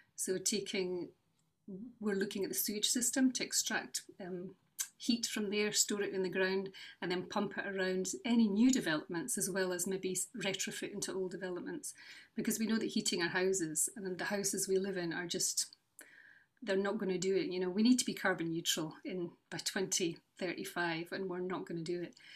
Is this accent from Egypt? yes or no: no; Newport-on-Tay, Scotland, United Kingdom; also born or lived in Edinburgh / Western Isles; now in Cupar, United Kingdom; I grew up in North East Fife, uh, in Newport and Galway